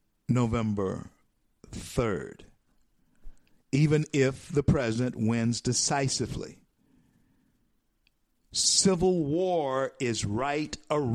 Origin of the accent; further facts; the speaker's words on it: United States; We're so uninformed. We are so, you know, ignorant to what's going on around us. Americans, we are.